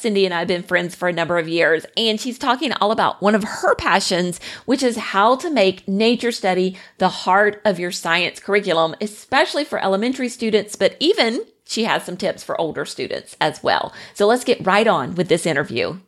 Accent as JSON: {"language": "English", "region": "the South", "country": "United States", "tie": "born or raised there", "said": "growing up in the South with all the humidity and the snakes and the heat"}